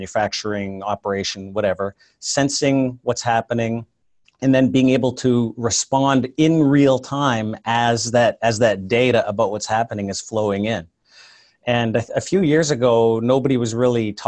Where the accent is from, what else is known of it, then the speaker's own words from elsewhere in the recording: Canada; moved away as an adult; now in Silicon Valley, United States; I'm actually a Canadian originally, but I moved down here in the late 90s